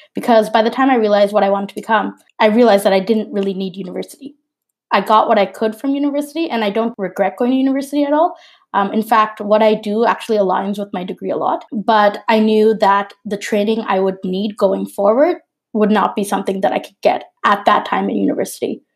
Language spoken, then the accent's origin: English; Toronto, Ontario, Canada; I'm a Bangladeshi Canadian product designer from Toronto